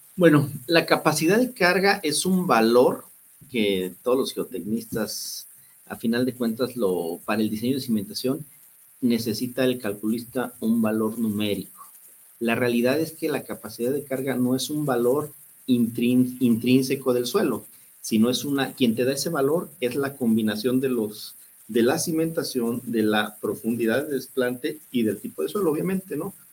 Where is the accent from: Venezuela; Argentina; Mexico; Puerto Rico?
Mexico; Guadalajara, Jalisco; somos muy tapatíos